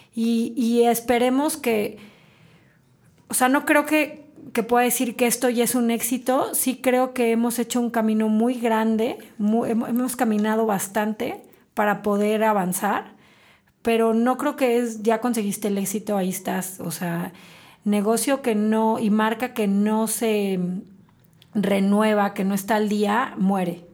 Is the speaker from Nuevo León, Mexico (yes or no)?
no; Celaya, Guanajuato, Mexico; moved away as an adult; now in Querétaro, Mexico; yo nací en Celaya, eh, tengo 20 años viviendo en Querétaro, soy celayense de nacimiento, queretana de corazón. Me vine a estudiar acá mi carrera